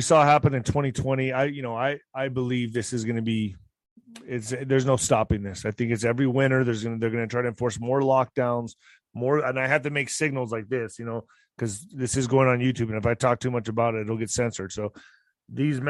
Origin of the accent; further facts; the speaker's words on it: El Paso, Texas, United States; He's from my hometown